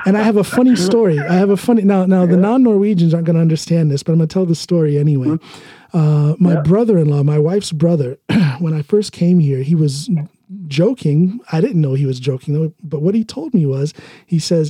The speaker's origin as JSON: {"language": "English", "country": "United States", "accent": "American English", "first_language": "English", "moved": "as an adult", "lives_now": "Norway", "said": "my native language, which is American English"}